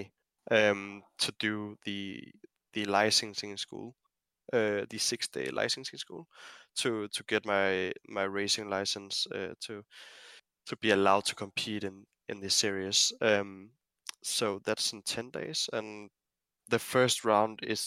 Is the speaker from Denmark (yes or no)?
yes; Denmark; my home country